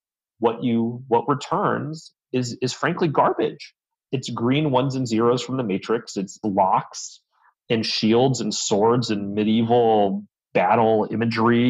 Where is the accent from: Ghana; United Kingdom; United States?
United States; Southern California; now in Northern California, United States; I am from California originally, and glad to be back in my native state, even if Southern California is still what I think of as home